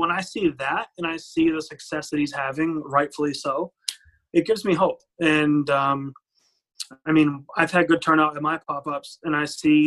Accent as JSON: {"language": "English", "town": "Providence", "region": "Rhode Island", "country": "United States", "said": "I'm from Providence and we have Johnson & Wales here"}